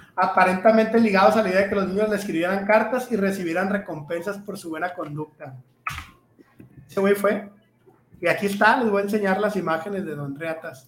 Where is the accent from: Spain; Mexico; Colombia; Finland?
Mexico; northern Mexico; nosotros, como buenos norteños